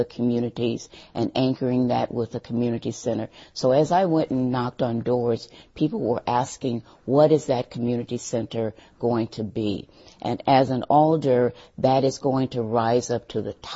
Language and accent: English; St. Louis, Missouri, United States; moved away as an adult; now in Madison, United States; I'm from St. Louis, Missouri